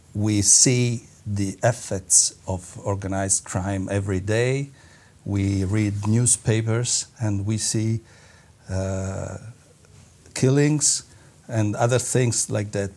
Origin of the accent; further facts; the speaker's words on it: Naples, Campania, Italy; I'm from Napoli, as you told. Uh, I'm from uh, the south of Italy